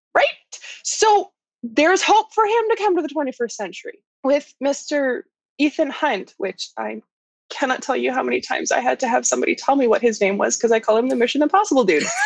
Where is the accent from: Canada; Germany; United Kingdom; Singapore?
Canada; I'm Canadian